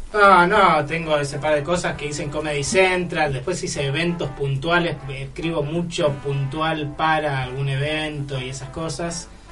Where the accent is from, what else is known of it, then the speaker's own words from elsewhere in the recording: San Isidro, Buenos Aires Province, Argentina; vengo de, vengo de San Isidro, de Cheto